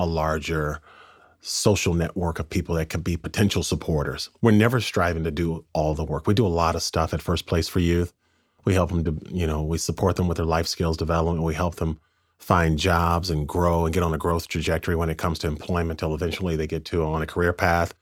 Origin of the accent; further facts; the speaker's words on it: Pasadena, California, United States; I grew up in Pasadena